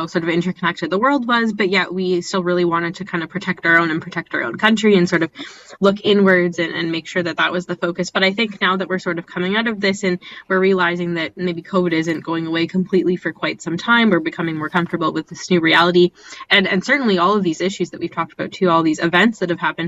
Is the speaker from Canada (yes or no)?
yes; Canada